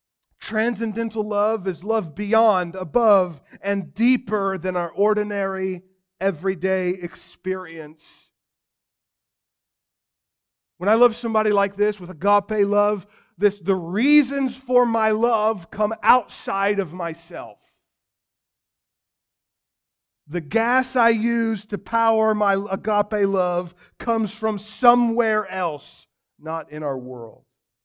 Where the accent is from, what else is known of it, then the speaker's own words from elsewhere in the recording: Missouri, United States; I grew up outside of Kansas City. They're this natural fit. I love the Chiefs.